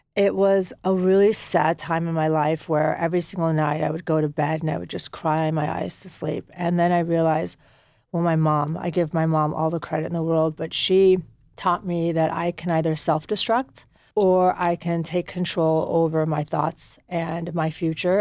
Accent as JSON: {"language": "English", "country": "United States", "tie": "born or raised there", "also_born_or_lived": "Afghanistan"}